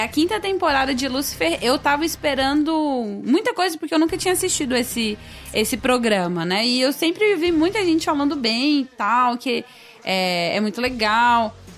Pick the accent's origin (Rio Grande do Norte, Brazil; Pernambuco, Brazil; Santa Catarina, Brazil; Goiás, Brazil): Goiás, Brazil; Goiânia; perto do meu colégio, tinha a Lê Devolve aqui em Goiânia